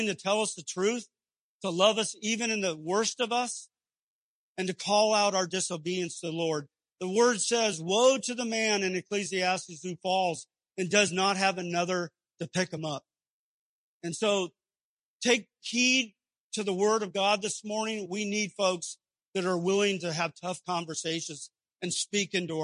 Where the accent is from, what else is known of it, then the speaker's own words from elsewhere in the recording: Southern California, United States; moved away as an adult; I grew up in Southern California, as did my wife, all of our parents, all our family, brothers and sisters there. I'd never lived anywhere else